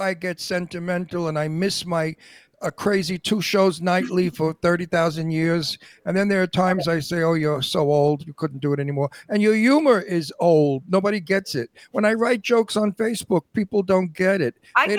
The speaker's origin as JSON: {"language": "English", "town": "New York City", "region": "New York", "country": "United States", "tie": "born or raised there", "also_born_or_lived": "Long Island, New York / Italy", "moved": "yes", "lives_now": "Palm Springs, United States", "said": "I was born in the Red Hook projects. It was, during the war, nobody had money. My parents were on welfare, so we lived in the projects."}